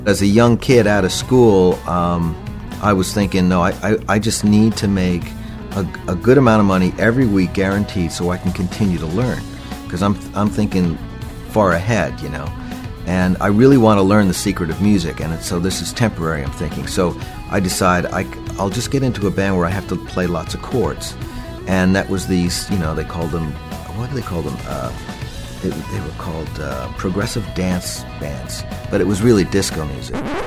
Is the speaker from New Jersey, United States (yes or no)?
no; Westbury, New York, United States; I grew up on Long Island, born in 56